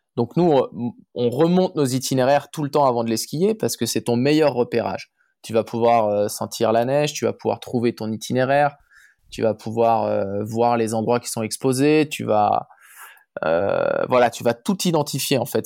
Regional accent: Chamonix, Auvergne-Rhône-Alpes, France; je, suis né et j'ai grandi à Chamonix, Mont-Blanc

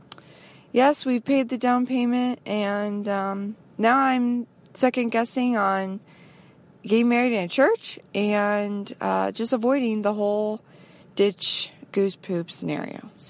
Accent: United States; I'm from the United States

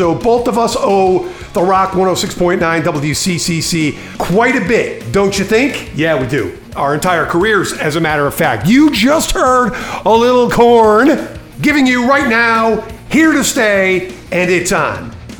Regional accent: Connecticut, United States; now in California, United States; I'm from Connecticut, relocated to California

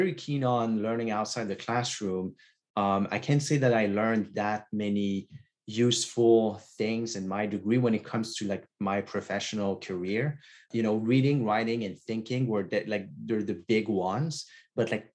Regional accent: Quebec, Canada; first language French; English is a second language; now in Toronto, Canada; I grew up in Quebec, so in a small town. And so most of Quebec is French speaking. And so I grew up in French.

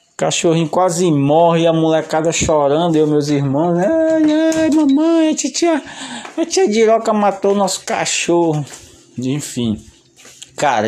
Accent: São José de Ribamar, Maranhão, Brazil; a gente foi crescendo lá em São José de Ribamar

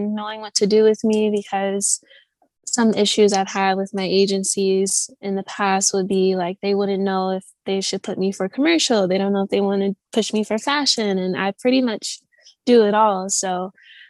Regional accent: Michigan, United States; moved away as an adult; also born or lived in New York City / London; where I'm from, Michigan

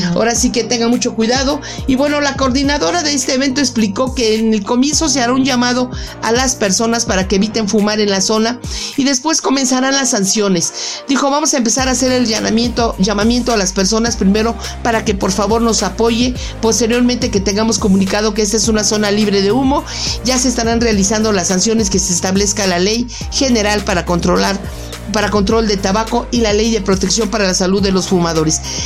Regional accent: Mexico; nosotros los mexicanos

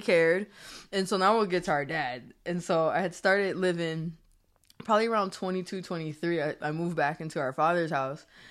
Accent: Springfield, Massachusetts, United States; also born or lived in Maryland; now in New Jersey, United States; I'm from Springfield, Massachusetts. I represent Springfield, Massachusetts.

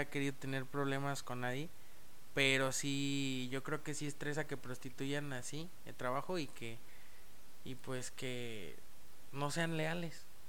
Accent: San Luis Potosí, Mexico; also born or lived in Mexico City; yo prácticamente soy potosino. Nací en Ciudad de México, pero prácticamente soy potosino. Llegué aquí a la edad de seis meses de bebé

